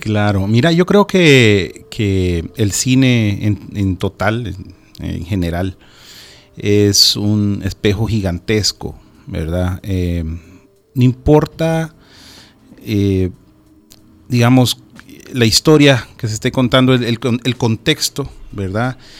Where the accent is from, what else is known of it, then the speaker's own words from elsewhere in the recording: El Salvador; nuestras palabras, nuestro acento